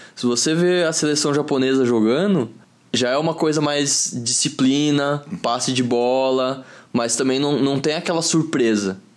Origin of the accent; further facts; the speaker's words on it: Osasco, São Paulo, Brazil; Sou de Osasco, São Paulo, vivi 23 anos lá